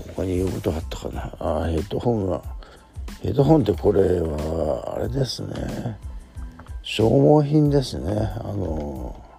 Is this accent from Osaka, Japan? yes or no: no; Shizuoka, Japan; 僕の地元のこの静岡市に来てくれるアーティスト